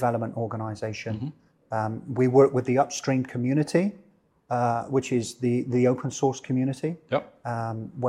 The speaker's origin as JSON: {"language": "English", "town": "Bristol", "region": "South West England", "country": "United Kingdom", "tie": "born or raised there", "moved": "as an adult", "said": "I was born in the UK, born in the Southwest in a place called Bristol, spent about 18, 20 years of my life there, grew up there"}